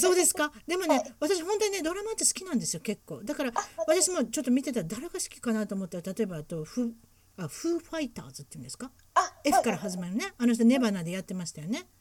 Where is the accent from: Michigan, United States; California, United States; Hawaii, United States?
California, United States; Huntington Beach; うちの地元ですから分かってます。